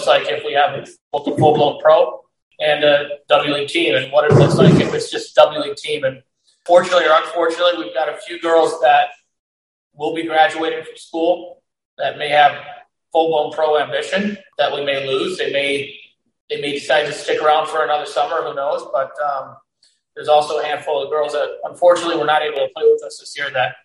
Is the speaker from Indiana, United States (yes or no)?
yes; Carmel, Indiana, United States; also born or lived in San Diego, California; growing up here